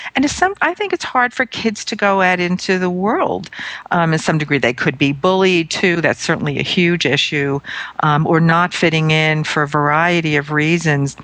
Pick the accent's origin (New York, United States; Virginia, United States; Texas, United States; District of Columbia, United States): New York, United States; New York City; I'm from Brooklyn, New York